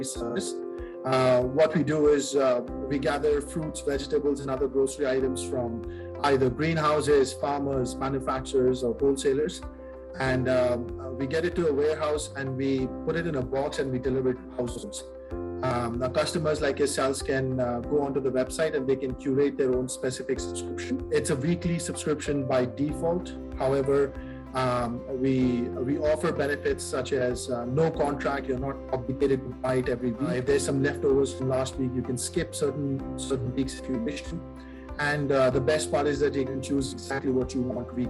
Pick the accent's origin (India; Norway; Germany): India; moved away; I'm from India. I did my mechanical engineering from there